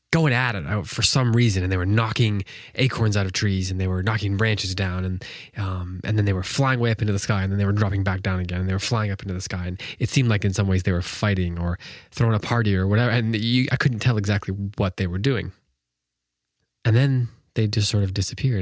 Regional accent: Wisconsin, United States; now in North Carolina, United States; I'm from Wisconsin

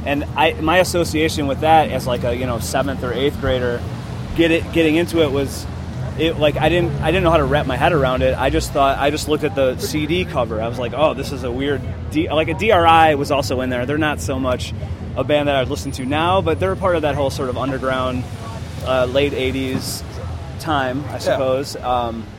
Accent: Chicago, Illinois, United States; I'm from the area originally.

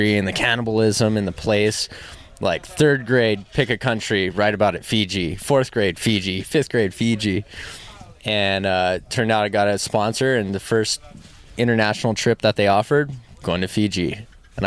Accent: Oahu, Hawaii, United States; I'm born and raised on Oahu

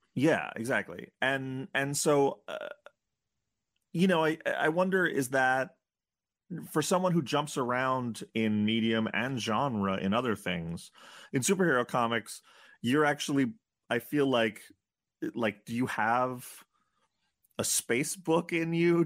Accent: New York, United States; I grew up in New York

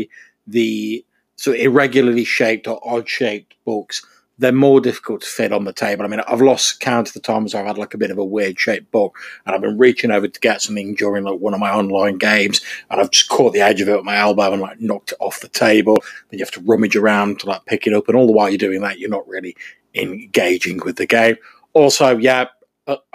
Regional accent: England, United Kingdom; I'm an English person.

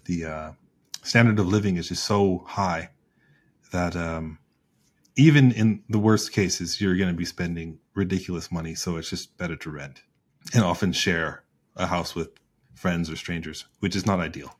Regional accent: United States; I'm an American

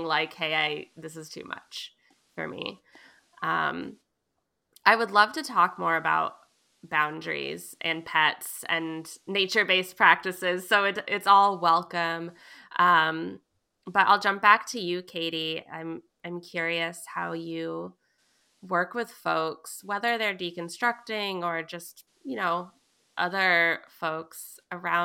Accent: Vermont, United States; I grew up in Vermont

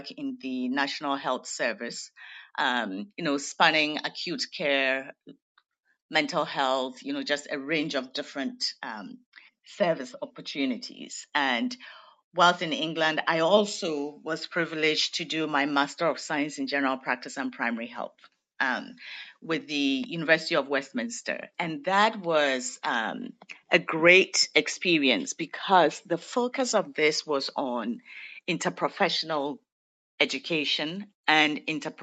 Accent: Ghana; moved away as an adult; I'm originally from Ghana, West Africa

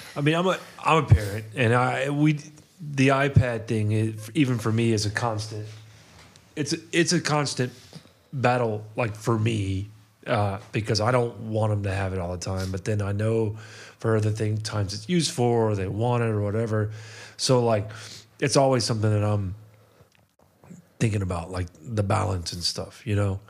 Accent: Atlanta, Georgia, United States; I grew up in Atlanta

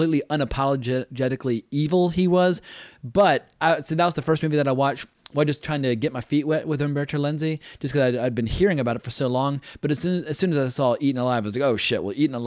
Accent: North Carolina, Virginia, the South, United States; I grew up in North Carolina, Virginia. I'm familiar with Southern accents

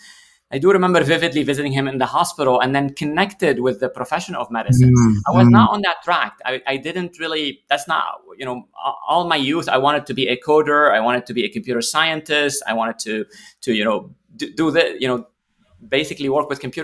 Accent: Lebanon; now in St. Louis, United States; I grew up in Lebanon

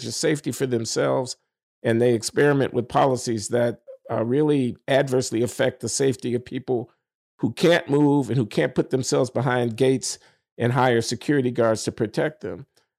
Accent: Chicago, Illinois, United States; Chicago, my hometown

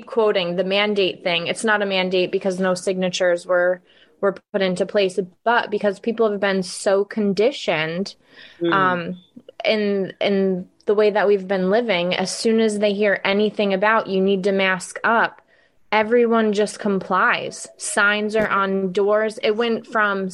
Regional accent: upstate New York, United States; I am a native to New York

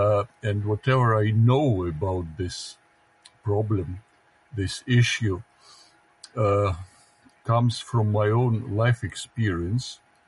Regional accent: Russia; first language Russian; English is a second language; I'm more Russian than anything else, because my mother tongue is Russian

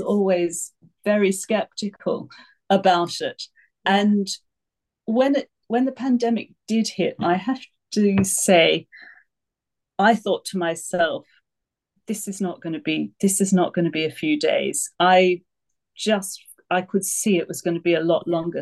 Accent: Australia; moved away as an adult; also born or lived in United Kingdom; now in France; I moved from Australia to the UK when I was 18

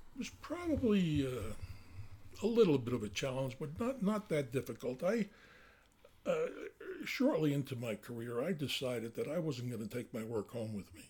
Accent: Northeast New Jersey, United States; accent: New Jersey; now in Montana, United States; I grew up in uh, uh, North North Jersey, Northeast Jersey, uh, probably about 20 to 25 miles out of the uh, uh, New York City

